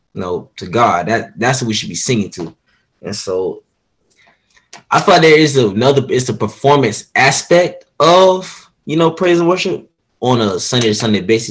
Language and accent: English; Orlando, Florida, United States; also born or lived in Groveland, Florida; I am from Orlando, Florida